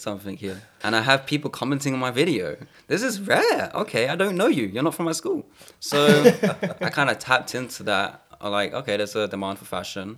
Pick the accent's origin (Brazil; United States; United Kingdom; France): United Kingdom; Kent, South East England; I was born in Kent